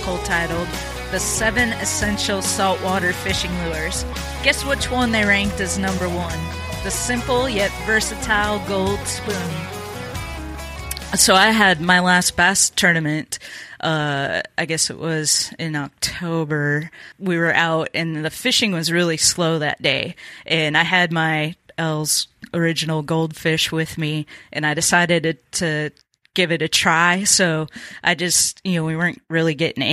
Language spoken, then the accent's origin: English; Minnesota, United States; I grew up in Minnesota